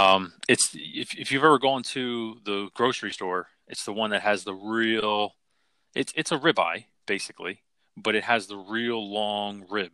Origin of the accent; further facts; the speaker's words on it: Philadelphia, Pennsylvania, United States; I grew up in Philly.